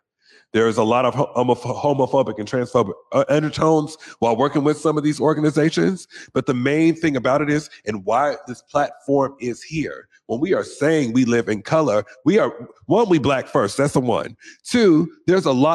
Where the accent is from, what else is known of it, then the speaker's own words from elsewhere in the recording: Seattle, Washington, United States; I grew up here in the South End of Seattle